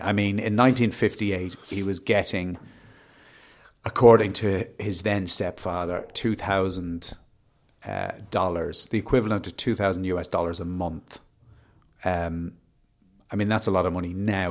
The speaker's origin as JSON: {"language": "English", "area": "Wicklow", "region": "Leinster", "country": "Ireland", "said": "I'm from Wicklow"}